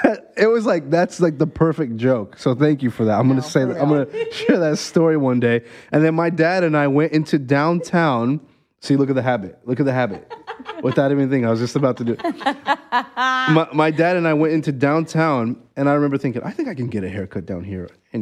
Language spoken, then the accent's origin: English; Brazil; Because, we came from Brazil. Uh-huh. First church that I went to were Brazilians.